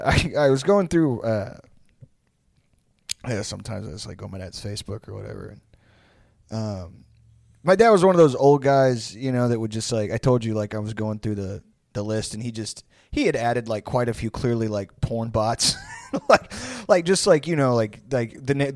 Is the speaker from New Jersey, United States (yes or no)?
yes; New Jersey, United States; I don't know why we're both from Jersey when we're old.